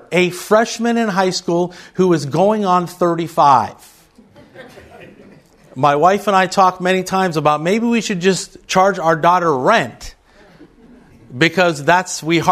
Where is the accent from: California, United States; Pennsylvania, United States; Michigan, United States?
Pennsylvania, United States; Johnstown; moved away as an adult; now in Texas, United States; I grew up in western Pennsylvania, in the mountains of western Pennsylvania, outside a city called Johnstown